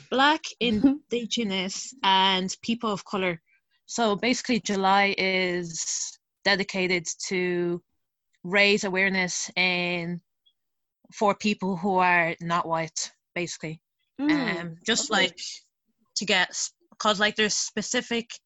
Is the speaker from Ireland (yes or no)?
yes; Dublin, Leinster, Ireland; I am Irish Nigerian, so I was born and raised in Dublin